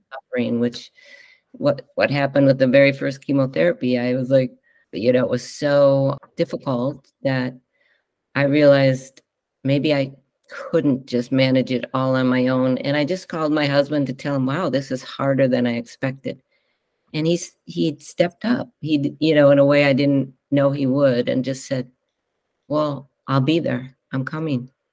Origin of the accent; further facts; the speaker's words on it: Northfield, Minnesota, United States; moved away as an adult; also born or lived in Chicago, Illinois / Evanston, Illinois; now in Whidbey Island, United States; I grew up in the Midwest and a small town in Northfield, Minnesota